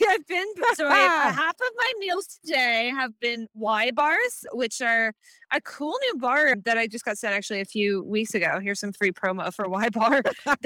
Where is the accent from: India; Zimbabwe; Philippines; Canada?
Canada; moved away as an adult; now in California, United States; I was born in Canada and I spent my first 2 decades there